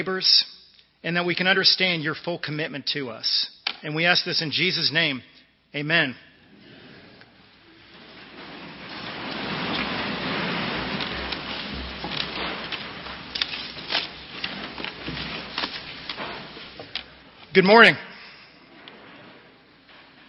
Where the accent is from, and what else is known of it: Northern Virginia, United States; born or raised there